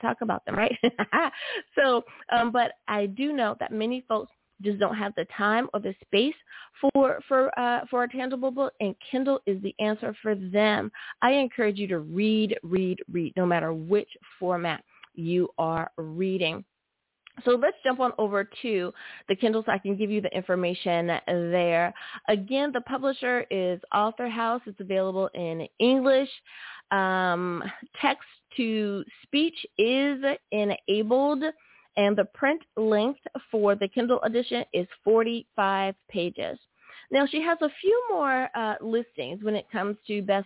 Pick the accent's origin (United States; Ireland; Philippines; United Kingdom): United States; my home country, good old US